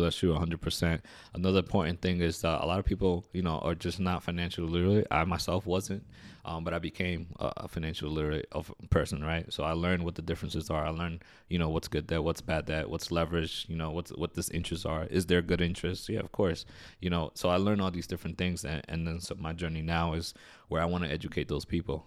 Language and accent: English; New York City, New York, United States; I'm originally from New York City. I grew up in uh, in Queens, New York